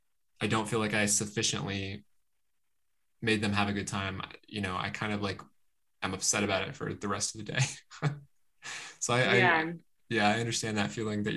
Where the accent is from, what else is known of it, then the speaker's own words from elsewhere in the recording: New Mexico, United States; also born or lived in Michigan; I was born in New Mexico, but I've spent about half my life in the Midwest because my mother is from Michigan, and so that was like my second home.